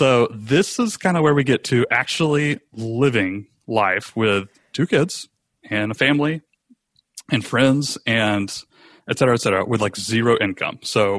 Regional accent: Rome, Georgia, United States; we decided to move back to Rome, Georgia, which is mm-hmm. where I'm broadcasting from right now. It's my hometown. I grew up here.

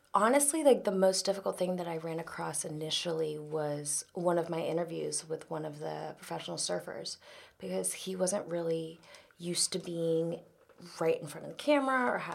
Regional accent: Jacksonville, Florida, United States; moved away as an adult; also born or lived in Georgia / Los Angeles; I grew up in Florida.

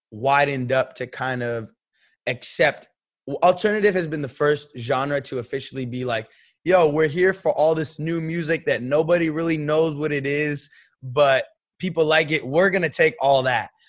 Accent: San Francisco, California, United States; And referencing the Golden City, I'm from San Francisco. We got the Golden Gate Bridge, we got the Golden State Warriors

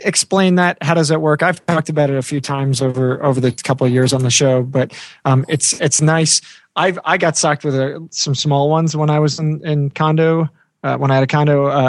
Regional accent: New York, United States; I'm from New York

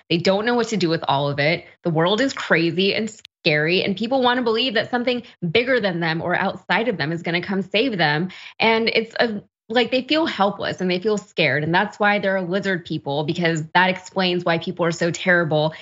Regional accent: Texas, United States; as a Texan

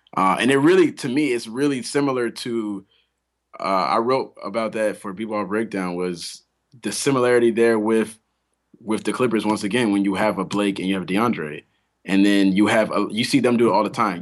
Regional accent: Atlanta, Georgia, United States; We're all from Atlanta

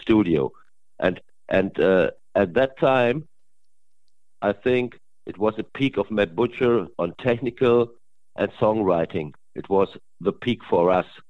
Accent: Germany; English is a second language; I'm from Germany

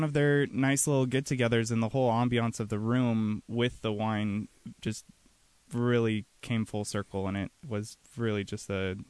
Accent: Royal City, Washington, United States; I grew up in Central Washington, in Royal City, Washington.

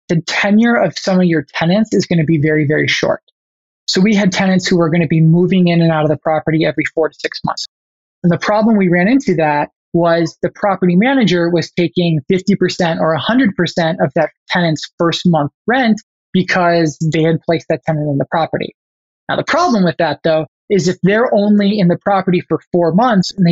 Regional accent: Chicago, Illinois, United States; I'm originally from the Chicago area, and that's true. I was born actually like 10 minutes that direction. However, I actually moved 22 times by the time I went to college.

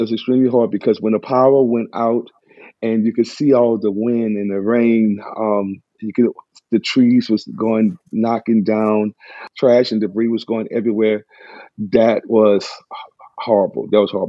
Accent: New Orleans, Louisiana, United States; born or raised there

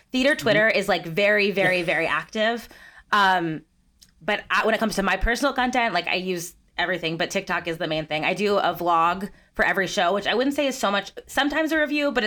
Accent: United States; I grew up about 45 minutes outside of New York City

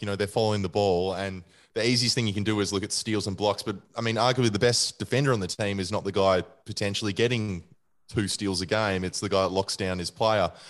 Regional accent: Australia; also born or lived in Western Australia; I'm an Australian first and foremost

